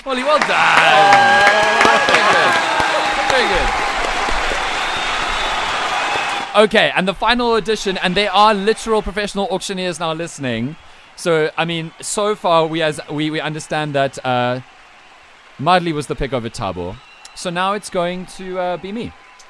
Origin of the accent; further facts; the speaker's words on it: South Africa; I am a South African ginger, not even Afrikaans one like Kitsoff. I am an English thoroughbred South African ginger, first of my generation.